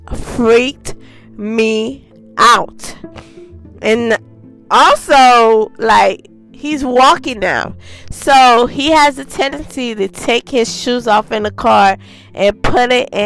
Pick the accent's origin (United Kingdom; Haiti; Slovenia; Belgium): Haiti; I was born in Haiti. Yes, I was.